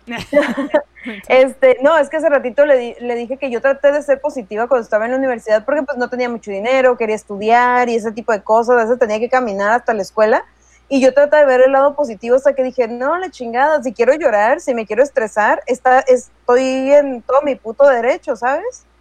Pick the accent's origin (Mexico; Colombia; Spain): Mexico; a todo mundo nos gusta el frijol, al menos si somos mexicanos